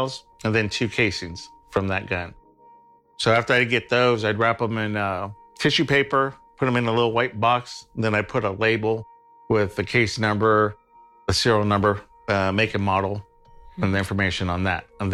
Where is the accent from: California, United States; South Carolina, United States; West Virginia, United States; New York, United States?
California, United States; Stockton; I was born in Stockton, kind of like South Stockton, like Charterway, Mariposa area